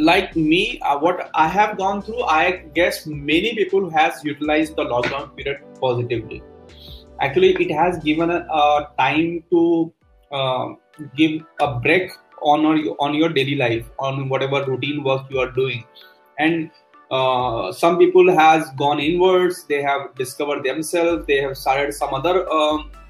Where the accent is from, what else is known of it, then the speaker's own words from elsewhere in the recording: North India, India; I am from North India